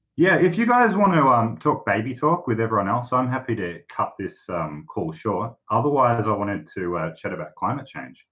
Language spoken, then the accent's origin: English; Australia; I'm an Aussie